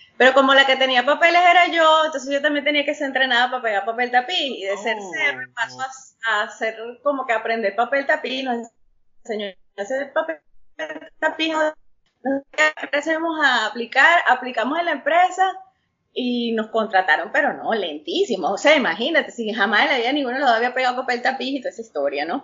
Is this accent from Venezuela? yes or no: yes; Venezuela; moved away as an adult; also born or lived in Utah, United States; now in United States; Yo soy venezolana, más, más criolla que las carotas negras, nacida en, en el exterior, en el estado de Utah.